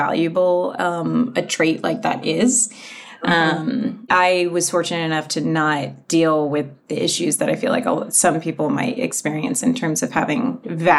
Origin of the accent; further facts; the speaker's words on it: Connecticut, United States; moved away; I grew up in a very rural part of Connecticut